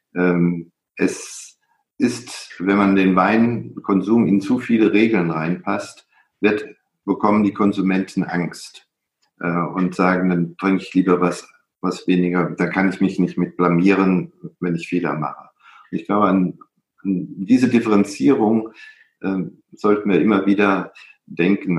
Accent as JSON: {"language": "German", "region": "Middle Rhine", "country": "Germany", "tie": "born or raised there", "said": "ich habe ein Buch über den Mittelrhein geschrieben, meine, äh, meine Heimat."}